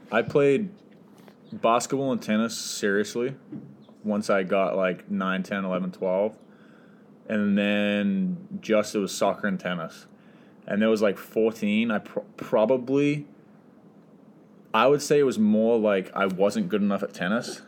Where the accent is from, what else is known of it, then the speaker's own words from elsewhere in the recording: Auckland, New Zealand; moved away as an adult; now in San Diego, United States; originally from New Zealand, um, Auckland, and so grew up there. Lived in the same house my whole life